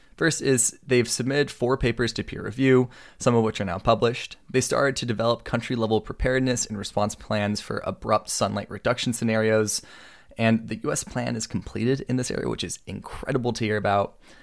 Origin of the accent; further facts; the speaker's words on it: Washington, United States; The nineteen sixty-three World Championship for octopus wrestling was actually held in my hometown